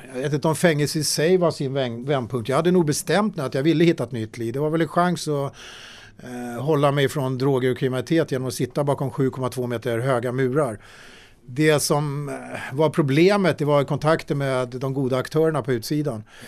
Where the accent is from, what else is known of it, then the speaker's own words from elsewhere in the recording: Sweden; jag föddes faktiskt i Sverige med ett finländskt pass